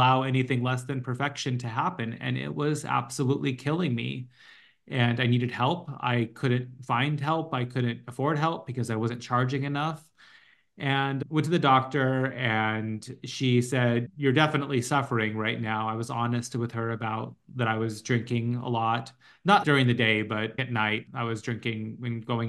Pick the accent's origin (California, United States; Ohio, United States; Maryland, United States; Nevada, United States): California, United States; Los Angeles; moved away as an adult; also born or lived in New York; We're both from LA and we wanted to move back.